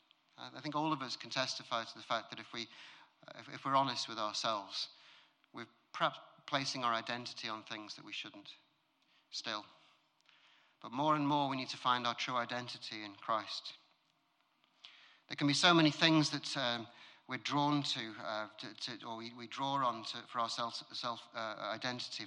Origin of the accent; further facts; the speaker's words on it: United Kingdom; I'm British